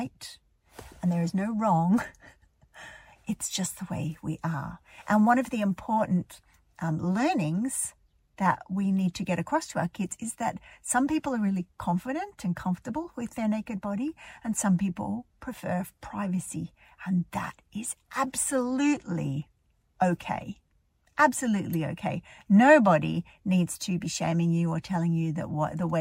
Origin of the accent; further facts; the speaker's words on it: Australia; now in Ireland; I was raised in Australia. I live in Ireland now